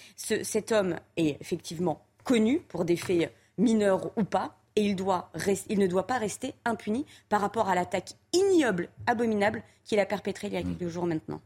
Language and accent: French; France; en tant que Français, mais aussi en tant qu'Européens